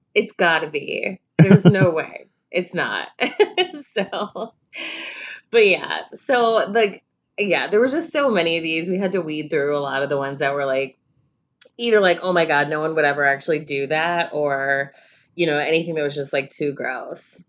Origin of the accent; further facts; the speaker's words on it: Chicago, Illinois, United States; we're from Chicago